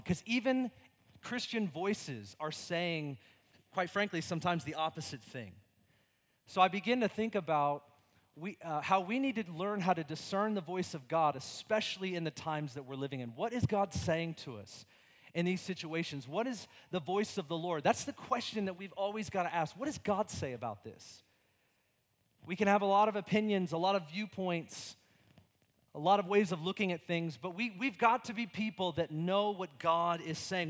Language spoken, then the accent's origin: English; United States; my freedom as an American